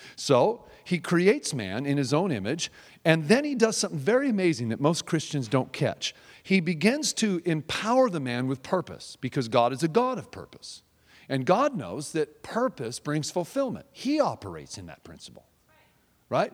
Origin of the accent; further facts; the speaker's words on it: Seattle, Washington, United States; I'm from Seattle